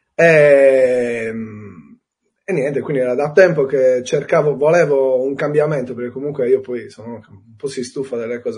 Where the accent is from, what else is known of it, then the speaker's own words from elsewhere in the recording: Cagliari, Sardinia, Italy; Io sono di Cagliari, eh, quindi nato a Cagliari, vissuto a Cagliari e spero di morire a Cagliari